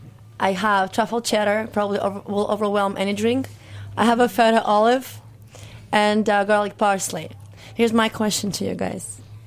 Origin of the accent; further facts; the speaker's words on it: Moscow, Russia; I'm originally from Moscow